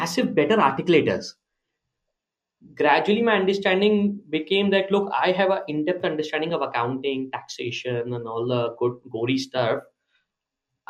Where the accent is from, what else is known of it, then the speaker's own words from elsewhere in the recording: Agra, Uttar Pradesh, India; moved away as an adult; also born or lived in Bangalore; I come from Agra with a slang